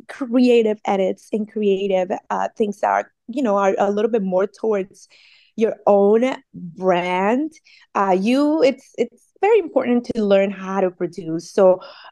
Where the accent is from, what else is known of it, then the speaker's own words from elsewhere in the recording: Colombia; also born or lived in Montería, Colombia / Barranquilla, Colombia / Santa Marta, Colombia / Cartagena, Colombia; now in California, United States; I'm a immigrant from Colombia